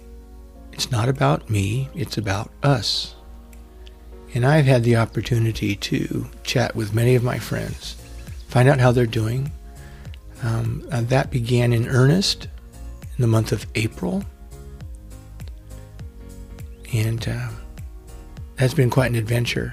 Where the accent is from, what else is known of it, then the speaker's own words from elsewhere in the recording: Avenal, California, United States; moved away; Growing up outside of Avenel in the PG&E compressor station didn't afford a lot of opportunity to interact with other children.